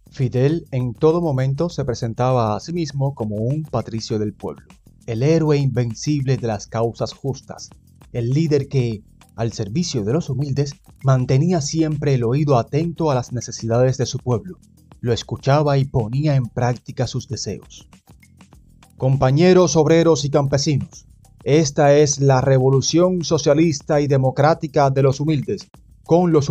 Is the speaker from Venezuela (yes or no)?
no; Cuba; soy de Cuba.